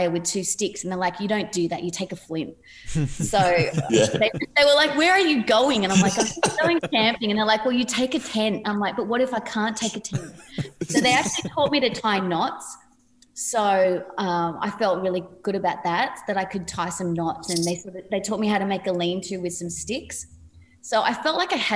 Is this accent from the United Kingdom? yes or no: no; Padstow Heights, New South Wales, Australia; I come from Padstow Heights, which is a pretty small place